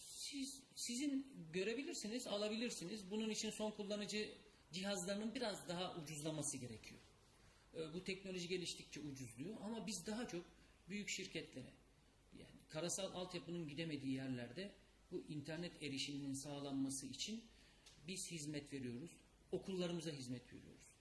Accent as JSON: {"language": "Turkish", "region": "İzmir", "country": "Turkey", "moved": "yes", "said": "ben İzmirliyim İzmir'e gidip geliyorum devamlı"}